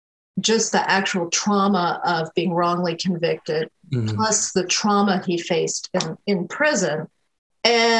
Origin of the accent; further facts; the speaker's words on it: upstate New York, United States; moved away as an adult; now in North Carolina, United States; I spent a lot of time growing up in upstate New York, in a very rural part of upstate New York